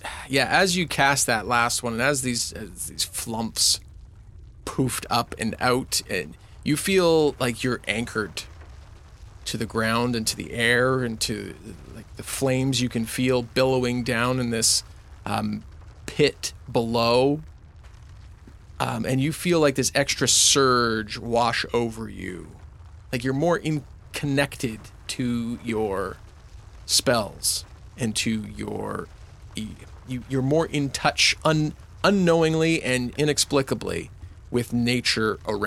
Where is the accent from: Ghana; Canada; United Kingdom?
Canada; we're Canadian